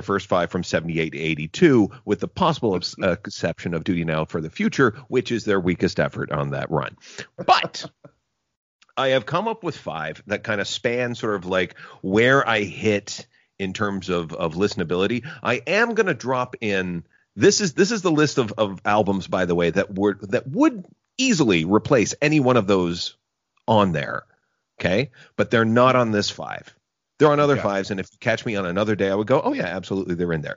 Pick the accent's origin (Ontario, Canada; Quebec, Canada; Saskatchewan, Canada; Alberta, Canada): Ontario, Canada; Gananoque; growing up in Gananoque, Ontario, as I did